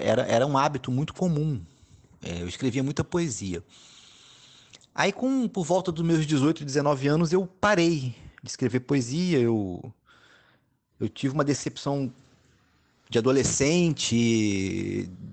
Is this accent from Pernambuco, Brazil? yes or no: no; Volta Redonda, Rio de Janeiro, Brazil; moved away as an adult; now in Rio de Janeiro, Brazil; eu sou de Volta Redonda, interior do estado do Rio